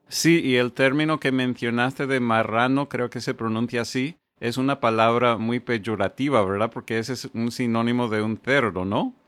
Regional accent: Connecticut, United States; moved away as an adult; now in South Florida, United States; yo soy de Connecticut, pero llevo un par de décadas aquí en el sur de la Florida

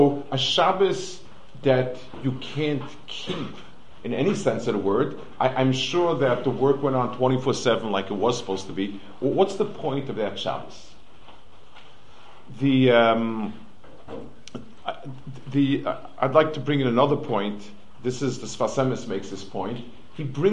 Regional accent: New York City, New York, United States; moved away; I grew up on the Lower East Side

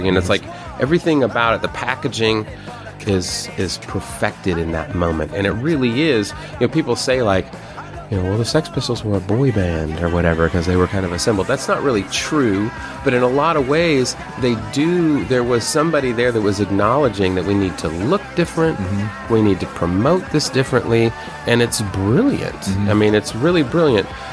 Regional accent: United States; an American hardcore musician

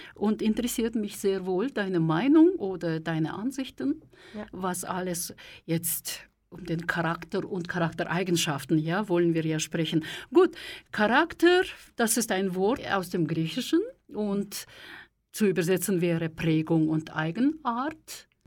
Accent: Kazakhstan; now in Switzerland; ich komme aus der Sowjetunion, aus Kasachstan

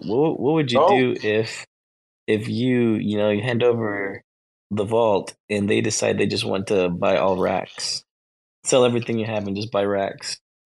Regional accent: Fort Worth, Texas, United States; born or raised there; also born or lived in north of Dallas

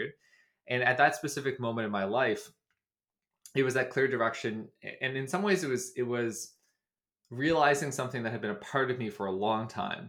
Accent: Dartmouth, Nova Scotia, Canada; moved away as an adult; also born or lived in Washington, D.C. / Toronto; I grew up in Dartmouth, Nova Scotia, and I spent virtually my entire childhood in Nova Scotia.

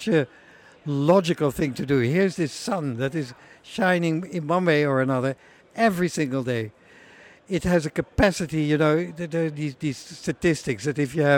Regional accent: Netherlands; I'm from Holland, and I run a company called AES Solar

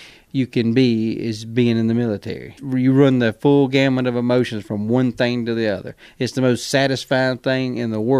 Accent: Macon, Georgia, United States; When I was a kid growing up in Macon

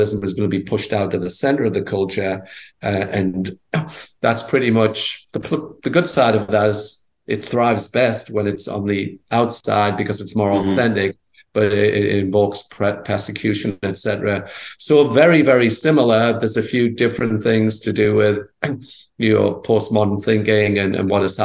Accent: England, United Kingdom; born or raised there; moved away as an adult

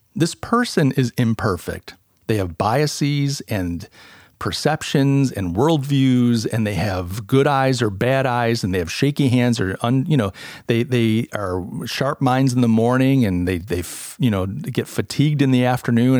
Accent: Rochester, New York, United States; now in Charleston, United States; I come from Rochester, New York. Uh, I'm a refugee out in, uh, uh, to, out of Rochester to Charleston

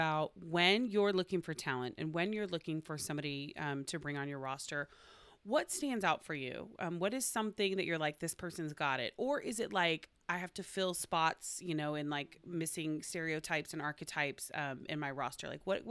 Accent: Oklahoma, United States; I'm from Oklahoma.

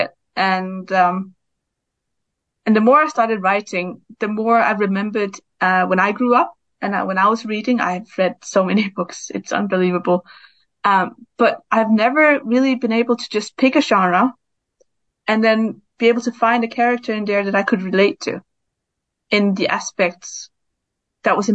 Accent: Denmark; now in Brighton, United Kingdom; I live in Brighton, but I'm from Denmark and I grew up there

